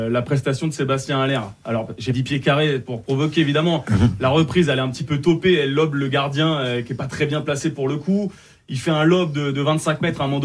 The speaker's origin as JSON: {"language": "French", "country": "Cameroon", "also_born_or_lived": "Amiens", "said": "Non, je suis camerounais."}